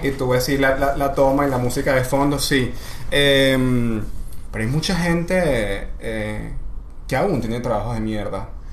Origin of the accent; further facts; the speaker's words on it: Maracay, Aragua, Venezuela; soy de Maracay